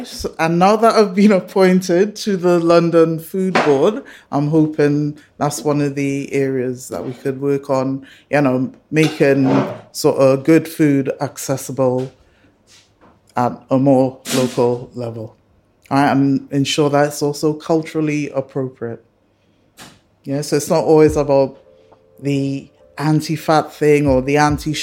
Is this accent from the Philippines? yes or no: no; Trinidad & Tobago; moved away; growing up in Trinidad and Tobago, which is a multicultural society